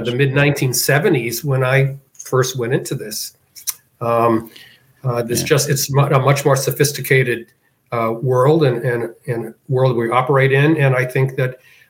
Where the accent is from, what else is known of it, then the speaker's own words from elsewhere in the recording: Boston, Massachusetts, United States; moved away as an adult; also born or lived in South Florida / Chicago; now in New Jersey, United States; I grew up in Boston, and after I got out of college, I lived in Boston for 12 years